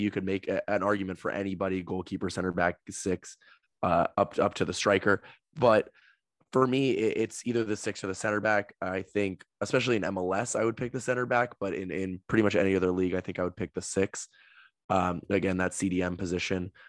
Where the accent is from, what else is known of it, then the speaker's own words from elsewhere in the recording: United States; As an American